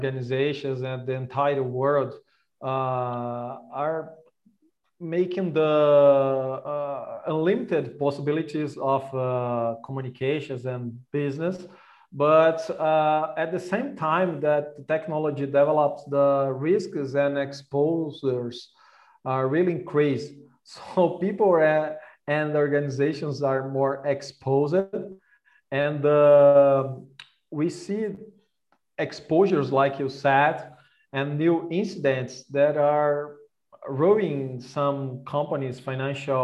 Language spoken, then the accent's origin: English; Brazil; I'm born and raised in Brazil